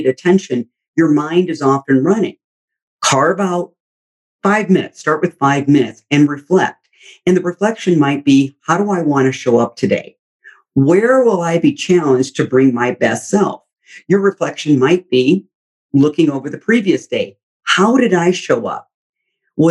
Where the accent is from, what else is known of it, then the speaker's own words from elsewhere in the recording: Midwest, United States; we grew up in the Midwest